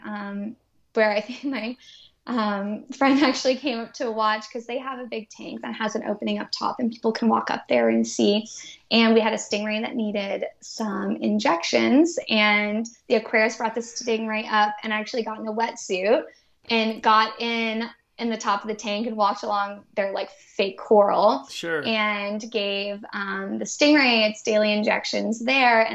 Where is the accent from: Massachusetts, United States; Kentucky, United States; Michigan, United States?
Massachusetts, United States; Boston; moved away as an adult; also born or lived in Galveston, Texas; I'm originally from Boston.